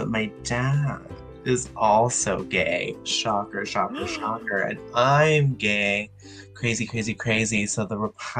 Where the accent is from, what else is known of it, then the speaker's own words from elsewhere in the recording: Hollywood, Florida, United States; born there; I was born in Broward County, Florida. In Hollywood, Florida.